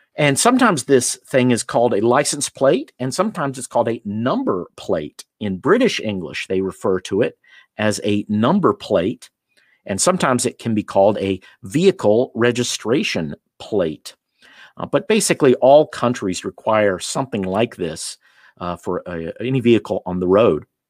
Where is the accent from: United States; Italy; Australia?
United States; moved away as an adult; I'm from the United States